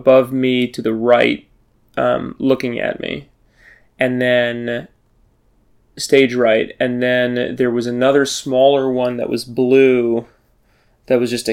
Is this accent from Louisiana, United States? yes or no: yes; New Orleans, Louisiana, United States; I'm from New Orleans